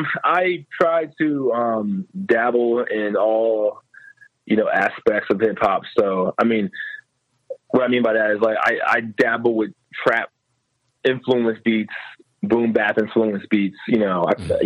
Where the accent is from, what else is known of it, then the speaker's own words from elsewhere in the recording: New Jersey, United States; now in Philadelphia, United States; So I've been just telling people I'm from Philly now.